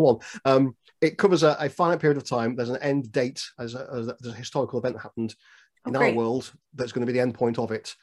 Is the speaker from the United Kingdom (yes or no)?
yes; Derbyshire, East Midlands, United Kingdom; I'm from Derbyshire